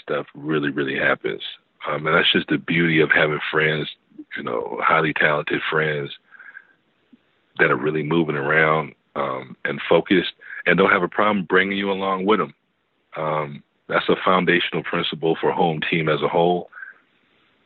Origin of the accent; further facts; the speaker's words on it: West Coast, United States; I'm from the West Coast